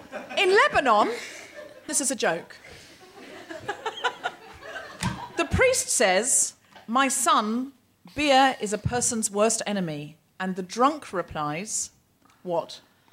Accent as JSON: {"language": "English", "country": "New Zealand", "said": "I am a Kiwi."}